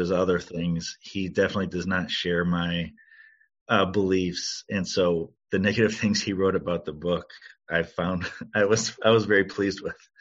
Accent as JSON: {"language": "English", "town": "Cleveland", "region": "Ohio", "country": "United States", "tie": "born or raised there", "said": "growing up you know in cleveland taking art classes at the cleveland museum of art"}